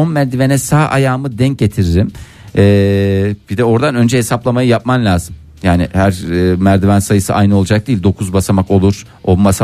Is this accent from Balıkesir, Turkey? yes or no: no; Seydişehir, Konya, Turkey; born there; Konya'da. Seydişehir'de. Evet.